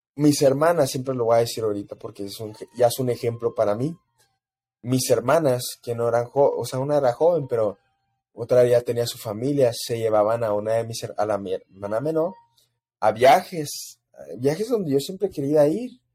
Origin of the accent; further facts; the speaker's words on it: El Paso, Texas, United States; yo crecí en El Paso, Texas